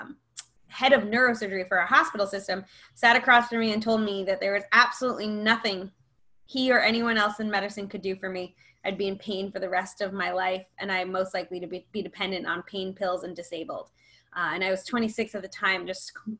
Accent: New York, United States; I am from New York, born and raised.

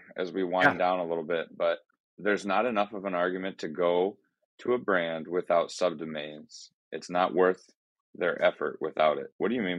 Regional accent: Ireland; Like I'm Irish. Yeah. I'm into this.

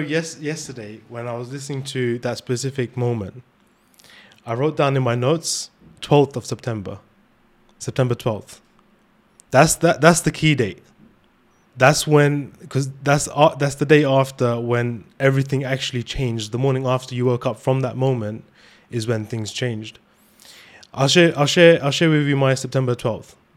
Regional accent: London, United Kingdom; where we're from, uh, especially in London

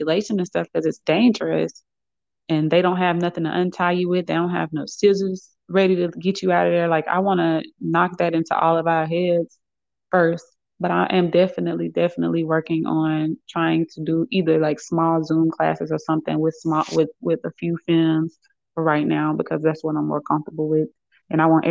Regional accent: Birmingham, Alabama, United States; moved away as an adult; I'm originally from Birmingham, Alabama, and I just recently moved back here about 3 or 4 months ago

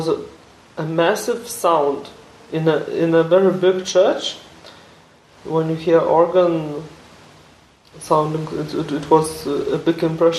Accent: Kaunas, Kaunas County, Lithuania; I'm from Kaunas. I was born in Kaunas.

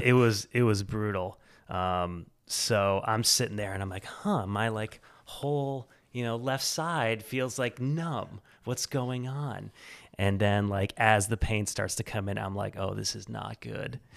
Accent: central Illinois, United States; now in Portland, Maine, United States; I grew up far from here in, uh, central Illinois.

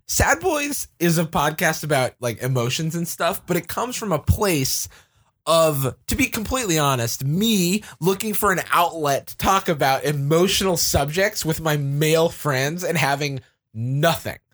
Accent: Florida, United States; moved away as an adult; also born or lived in Georgia; now in San Francisco, United States; I grew up in Florida. I went to Georgia for school, and then I moved out to, uh, to San Francisco

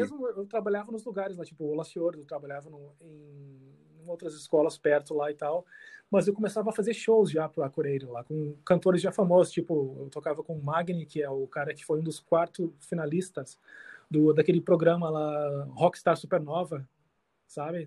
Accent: Canoas, Rio Grande do Sul, Brazil; moved away as an adult; also born or lived in Porto Alegre / Iceland; now in Sweden; nasci em Porto Alegre, mas vivia em Eldorado, Canoas, meu mundo era aquilo ali

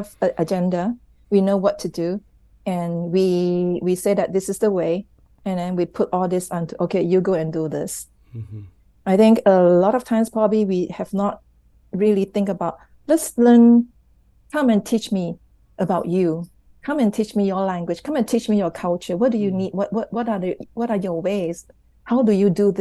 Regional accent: Malaysia; so they live in Malaysia and I'm Malaysian

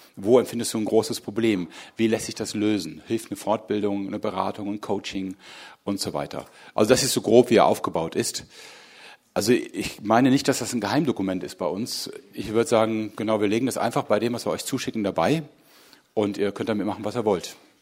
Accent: Hagen, North Rhine-Westphalia, Germany; moved away as an adult; now in Berlin, Germany; ich bin hier ganz in der Nähe aufgewachsen. Ich komme eigentlich ursprünglich aus Hagen.

